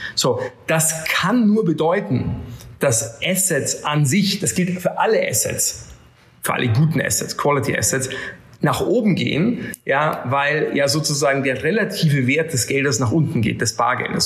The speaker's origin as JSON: {"language": "German", "region": "Bavaria", "country": "Germany", "tie": "born or raised there", "moved": "yes", "lives_now": "London, United Kingdom", "said": "ich bin übrigens in einem Dorf aufgewachsen in Bayern mit 90 Leuten"}